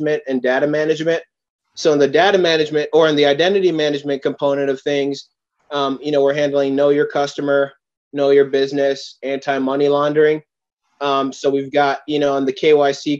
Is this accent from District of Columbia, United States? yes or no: no; Oakdale, Minnesota, United States; also born or lived in New York; was raised in a suburb of St. Paul, Oakdale, Minnesota